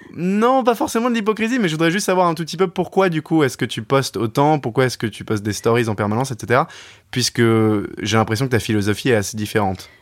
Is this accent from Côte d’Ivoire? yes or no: no; Paris, Île-de-France, France; moved away as an adult; also born or lived in England; je travaille dans les médias, je viens de Paris